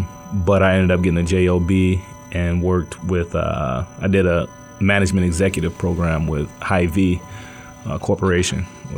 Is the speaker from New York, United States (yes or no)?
no; Holland, Michigan, United States; moved away as an adult; also born or lived in Muskegon, Michigan; I grew up in Holland, Michigan. Okay. I was born in Muskegon, Michigan, and I grew up in Holland, Michigan, not too far from where Floyd Mayweather's from.